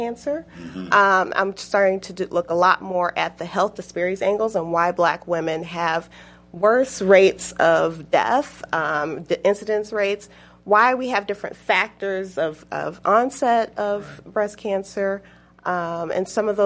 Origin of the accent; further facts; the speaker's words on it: Chicago, Illinois, United States; also born or lived in Michigan; now in Indiana, United States; I'm originally from Chicago